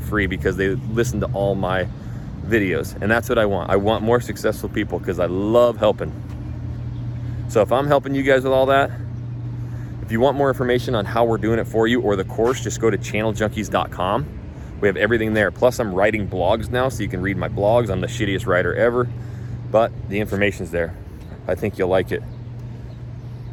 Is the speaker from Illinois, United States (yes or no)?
no; North Idaho, United States; moved away as an adult; now in Houston, United States; I've been born and raised in North Idaho